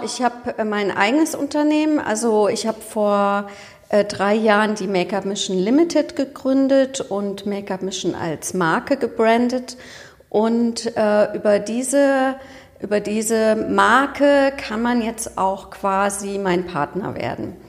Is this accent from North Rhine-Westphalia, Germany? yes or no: yes; Cologne, North Rhine-Westphalia, Germany; ich bin ja Kölnerin